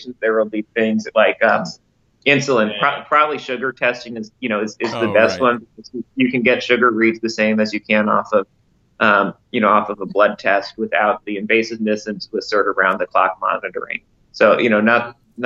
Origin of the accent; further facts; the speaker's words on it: Westchester, New York, United States; I grew up in Westchester.